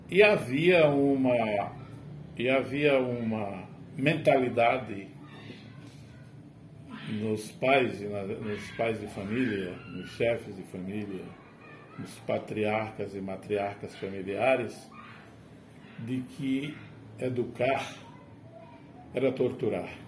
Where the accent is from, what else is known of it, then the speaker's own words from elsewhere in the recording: São José do Campestre, Rio Grande do Norte, Brazil; Não, nasci no interior. Eu sou interiorano é, de um município da região agreste, do Agreste Potiguar, São José do Campestre. Mas eu nasci no campo, sou de origem camponesa, é, é, no meio rural onde havia muita dificuldade.